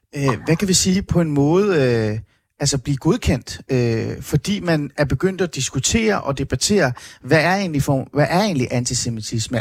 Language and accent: Danish; Iran; now in Denmark; jeg er født i Iran